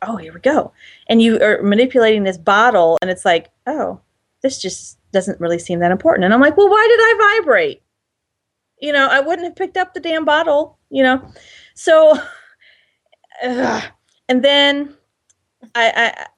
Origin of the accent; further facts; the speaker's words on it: Ohio, United States; If I'm from Ohio, we don't talk about feelings